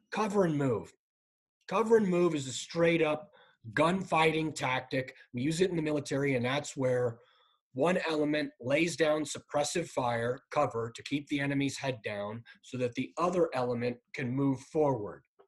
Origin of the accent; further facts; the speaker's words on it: San Clemente, California, United States; moved away as an adult; I grew up in San Clemente, California